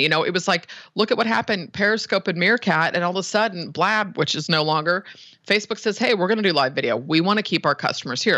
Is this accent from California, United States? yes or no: yes; San Francisco, California, United States; born and raised in the Bay Area